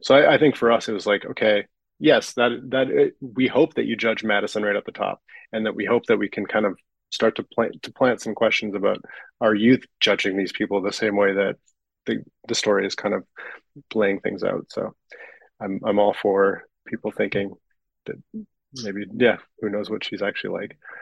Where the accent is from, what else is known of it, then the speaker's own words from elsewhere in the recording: Vancouver, British Columbia, Canada; I'm from Vancouver